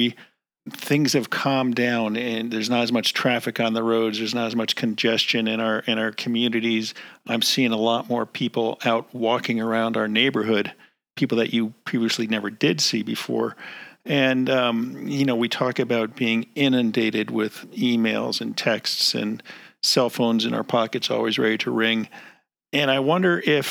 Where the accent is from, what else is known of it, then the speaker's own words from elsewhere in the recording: East Coast, United States; moved away; I grew up in the East Coast, and camping was kind of a foreign thing to me